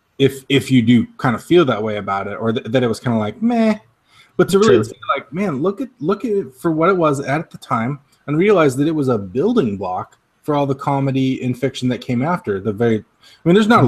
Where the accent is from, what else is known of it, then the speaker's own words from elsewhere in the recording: Spokane, Washington, United States; now in Minnesota, United States; I come back to Spokane, Washington, where we both grew up